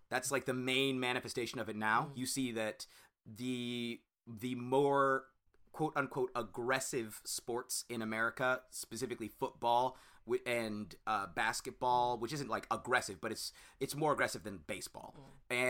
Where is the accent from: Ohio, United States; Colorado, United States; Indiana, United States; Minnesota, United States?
Ohio, United States; Cincinnati; I'm from Cincinnati